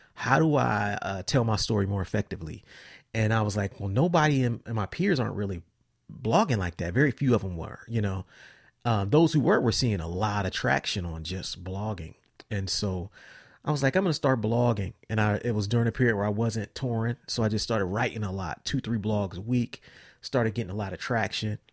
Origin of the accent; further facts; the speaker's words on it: Columbus, Ohio, United States; also born or lived in Cincinnati; I grew up in Columbus, I moved to Cincinnati